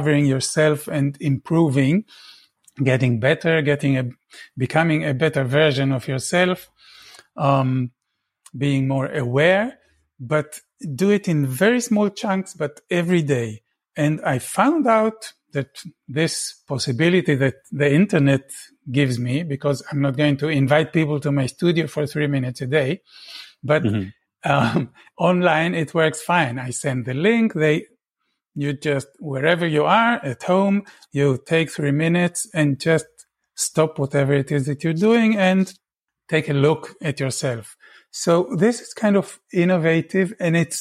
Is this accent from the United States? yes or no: no; Tel Aviv, Tel Aviv District, Israel; I was born in Israel. I grew up in Tel Aviv